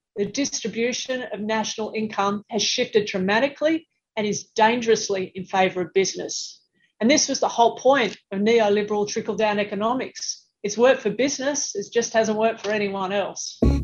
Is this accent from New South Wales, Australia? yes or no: yes; Sydney, New South Wales, Australia; my hometown of Sydney